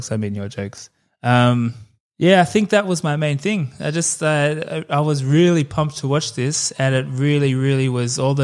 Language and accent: English; Australia; I am Australian